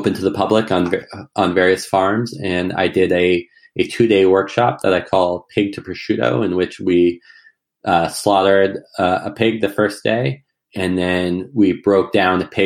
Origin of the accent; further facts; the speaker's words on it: rural Massachusetts, United States; my hometown in rural Massachusetts with me. And so we moved into my grandmother's house, old colonial farmhouse from the 1700s. And we had a lot of land. It's right next to my parents' house, right next to where I grew up.